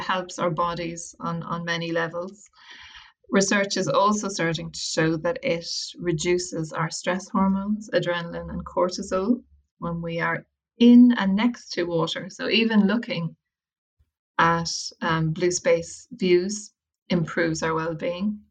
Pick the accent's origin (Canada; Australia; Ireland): Ireland; Wicklow, Leinster; moved away as an adult; also born or lived in London / Westport, County Mayo; I'm from Wicklow